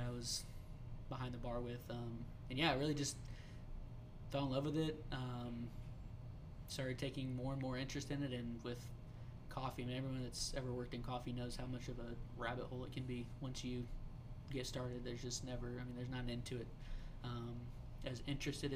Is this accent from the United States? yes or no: yes; Kansas City, Missouri, United States; growing up in Kansas City